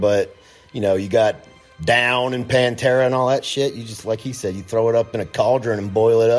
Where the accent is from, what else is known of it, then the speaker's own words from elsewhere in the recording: Nashville, Tennessee, United States; I grew up in Nashville, so obviously I grew up around country music constantly.